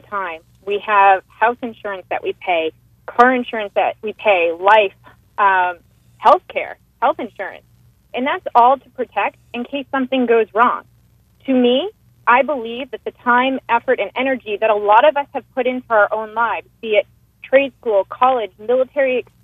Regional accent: Boston, Massachusetts, United States; I'm from Boston

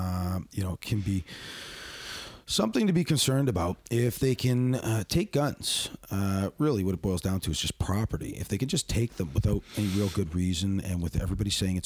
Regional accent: Hamilton, Ontario, Canada; he comes from my hometown

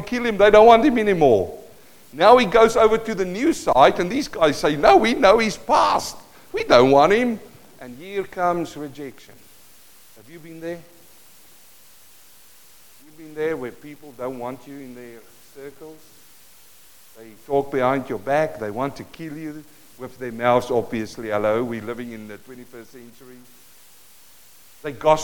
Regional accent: South Africa; first language Afrikaans; English is a second language; moved away; Living in South Africa. I speak Afrikaans, Mark. Afrikaans. English is my second language.

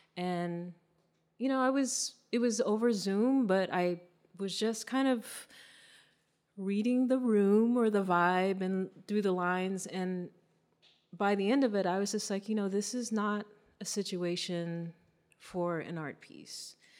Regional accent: Virginia, United States; moved away as an adult; now in Los Angeles, United States; I'm from Virginia. My family's many generations from Virginia

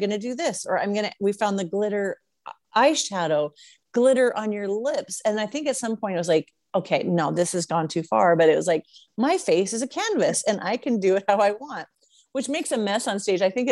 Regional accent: Seattle, Washington, United States; moved away as an adult; also born or lived in Reno / Las Vegas; I came from Seattle, kind of like England, a lot of rain.

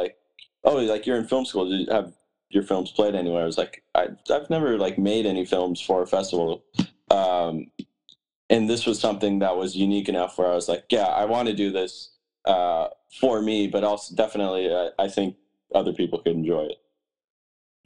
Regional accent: Branson, Missouri, United States; now in Los Angeles, United States; my hometown, Branson

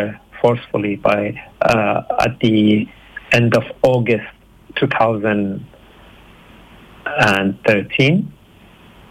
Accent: Iran; moved away as an adult; now in Brisbane, Australia; I'm originally from Iran

